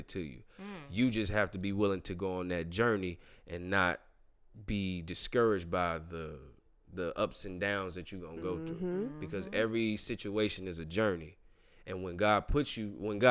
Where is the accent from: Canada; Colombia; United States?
United States; Forest Park, Illinois; also born or lived in Naperville; I'm from Forest Park